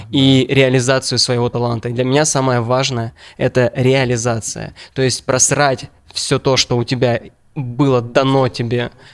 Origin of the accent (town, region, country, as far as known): Ukraine